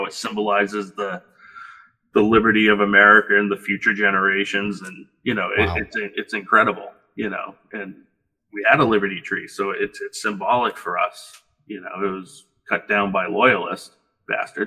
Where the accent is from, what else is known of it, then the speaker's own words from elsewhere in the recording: Massachusetts, United States; I come from Massachusetts, which is very stringent.